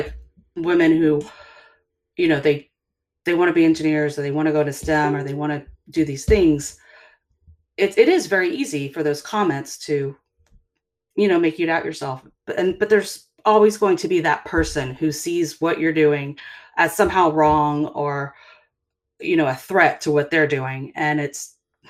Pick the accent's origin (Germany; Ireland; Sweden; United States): United States; the South; growing up in the South